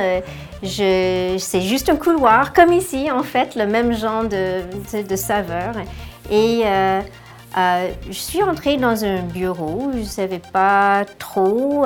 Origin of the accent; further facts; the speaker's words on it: Ontario, Canada; je suis née en Ontario et j'ai une sœur